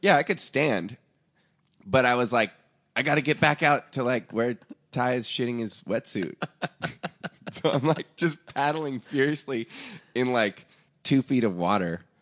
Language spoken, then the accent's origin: English; Portland, Oregon, United States; moved away; also born or lived in Seattle, Washington; I grew up in, like, you know, a trailer park outside of Portland, Oregon, and then in, like, Seattle